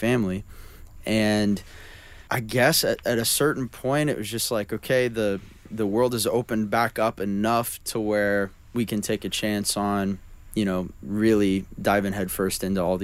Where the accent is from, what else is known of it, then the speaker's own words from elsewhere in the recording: Oklahoma, United States; moved away; I grew up. In Oklahoma